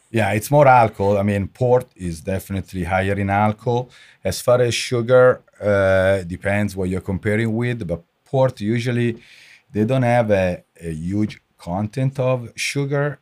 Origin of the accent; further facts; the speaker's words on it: Italy; moved away as an adult; I grew up in Italy. I finished my study in in Italy. I worked in Italy